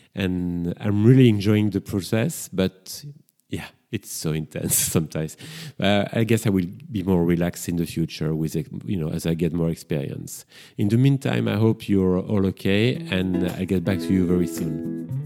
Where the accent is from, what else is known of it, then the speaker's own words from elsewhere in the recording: Brussels, Brussels-Capital Region, Belgium; accent: French; English is a second language; now in London, United Kingdom; I've been living in London for quite a few years, and I'm originally from Brussels. That's why I've got this strong French accent